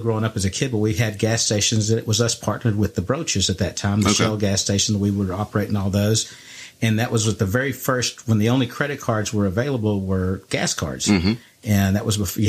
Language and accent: English; Bryan, Texas, United States; I was from Bryan